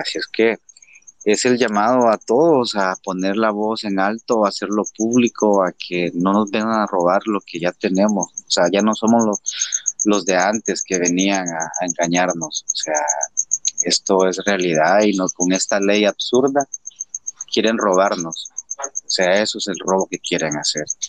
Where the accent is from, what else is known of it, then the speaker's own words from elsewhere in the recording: El Salvador; somos los salvadoreños, los que amamos este país